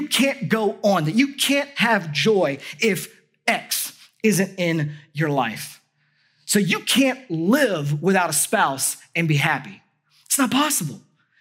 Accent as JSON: {"language": "English", "country": "United States", "said": "as an American"}